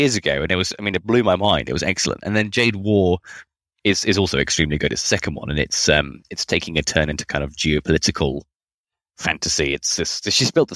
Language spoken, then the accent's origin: English; United Kingdom; now in Australia; I'm not Australian, I'm British, but I just live here